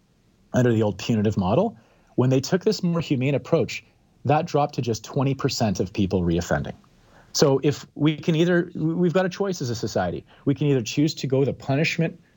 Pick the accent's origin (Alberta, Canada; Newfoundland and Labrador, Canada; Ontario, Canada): Alberta, Canada; Calgary; now in Vancouver, Canada; I live in downtown Vancouver. I grew up in Calgary